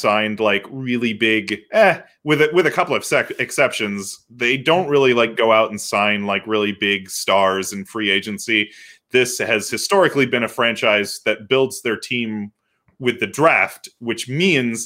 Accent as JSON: {"language": "English", "town": "Tampa", "region": "Florida", "country": "United States", "tie": "born or raised there", "said": "my hometown, my beloved hometown, Tampa Bay"}